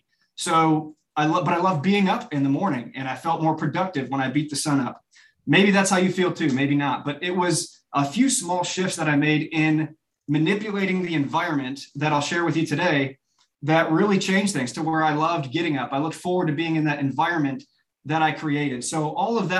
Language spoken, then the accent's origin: English; Chicago suburbs, Illinois, United States; moved away as an adult; also born or lived in Birmingham, Alabama; now in Nashville, United States; a sixth grade football player growing up in the Chicago suburbs